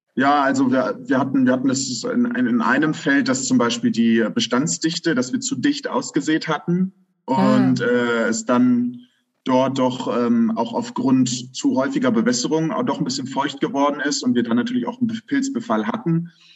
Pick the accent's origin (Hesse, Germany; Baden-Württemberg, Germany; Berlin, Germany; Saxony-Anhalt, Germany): Hesse, Germany; Königstein im Taunus; Ich komme ursprünglich aus äh, Königstein. Das ist ein ganz beschauliches Vorörtchen von Frankfurt am Main.